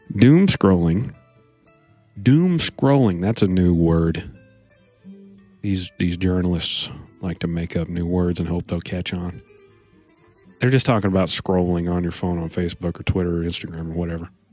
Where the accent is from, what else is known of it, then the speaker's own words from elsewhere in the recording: United States; I'm an American